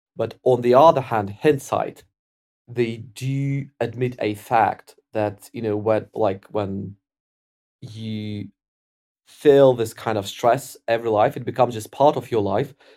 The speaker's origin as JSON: {"language": "English", "country": "Ukraine", "tie": "born or raised there", "said": "I grew up in Ukraine"}